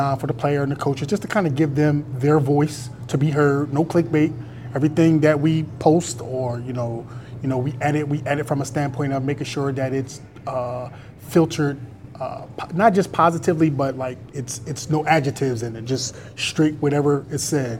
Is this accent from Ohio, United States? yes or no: no; Philadelphia, Pennsylvania, United States; moved away as an adult; now in Chicago, United States; my son and my family, we're from Philadelphia.